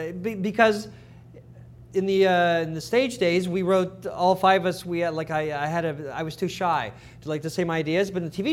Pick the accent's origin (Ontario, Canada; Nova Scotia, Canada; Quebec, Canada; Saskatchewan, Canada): Ontario, Canada; Toronto; Dave and Scott and I grew up in Toronto.